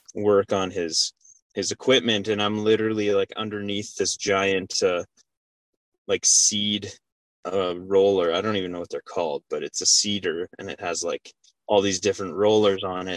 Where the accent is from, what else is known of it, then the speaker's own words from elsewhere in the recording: Calgary, Alberta, Canada; moved away as an adult; now in Lethbridge, Canada; I'm originally from Calgary, born and raised, and uh, moved to Lethbridge to work as a firefighter paramedic.